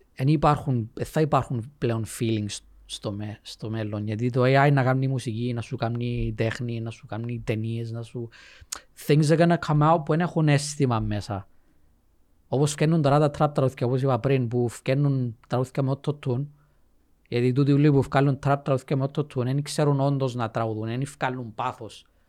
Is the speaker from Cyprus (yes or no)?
yes; Cyprus; Greek is a second language; also born or lived in England; Ήμουν μητσής, ξέρεις, ε, εγώ δεν καταλαβαίνω να μιλήσει σχεδόν. Ήρθαμε Κύπρο.